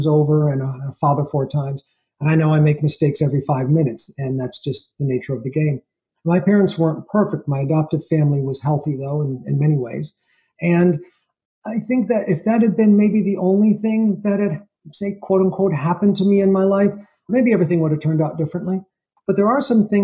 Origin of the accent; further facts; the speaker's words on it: Schenectady, New York, United States; But I was born in New York in a place called Schenectady, New York, which is upstate near Albany, the capital